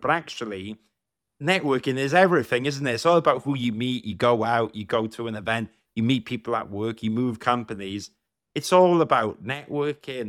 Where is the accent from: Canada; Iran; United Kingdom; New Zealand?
United Kingdom; South Wales; I grew up in South Wales